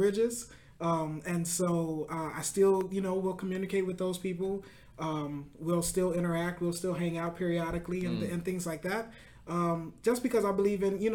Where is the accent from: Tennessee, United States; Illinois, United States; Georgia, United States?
Illinois, United States; Chicago; also born or lived in Calumet City, Illinois / Oak Park, Illinois; Born and raised in Chicago